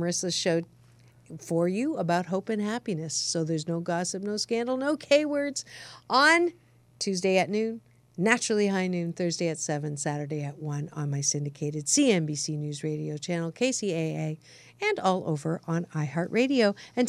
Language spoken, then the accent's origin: English; Canada; born there; Yes, I was born in Canada